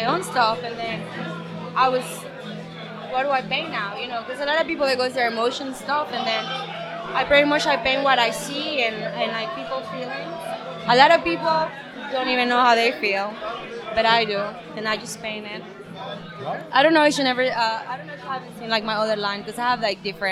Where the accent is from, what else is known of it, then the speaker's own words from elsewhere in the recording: Ecuador; English is a second language; now in United States; I am from Ecuador, South America.